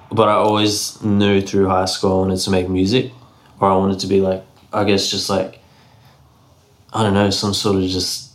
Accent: Brisbane, Queensland, Australia; also born or lived in Mount Isa, Queensland; I was born in Mount Isa. But I moved to Brisbane when I was like 6 or 7 years old.

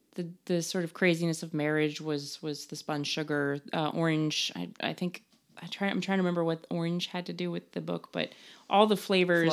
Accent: Denver, Colorado, United States; moved away; also born or lived in New York; I was born in Denver, I grew up in New York

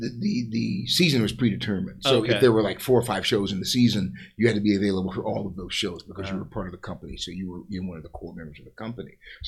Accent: Iowa, United States; I guess I'm from Iowa originally, Midwest, born and raised.

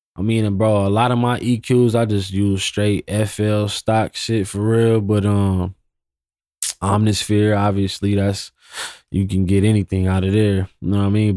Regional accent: Pasadena, California, United States; also born or lived in Fontana, California / Inland Empire, California; I'm from Pasadena slash I E. I actually lived in Pasadena longer than I lived

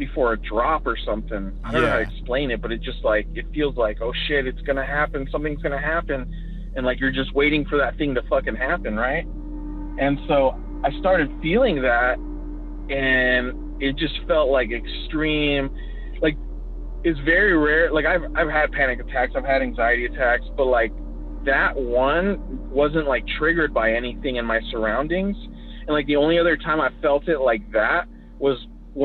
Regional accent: California, United States; moved away; also born or lived in Colorado; I'm from California. I moved back to my parents' house

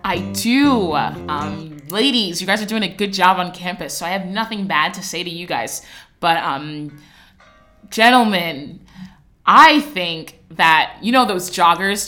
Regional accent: New Jersey, United States; moved away; I'm from New Jersey and they had like seven feet of snow. I came here to escape the cold weather.

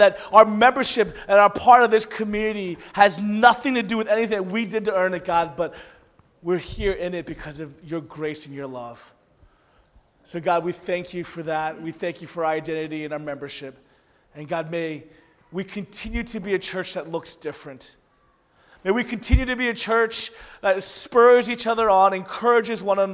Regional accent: the South, United States; also born or lived in Orlando; growing up in the South, I actually never went to a Korean church ever

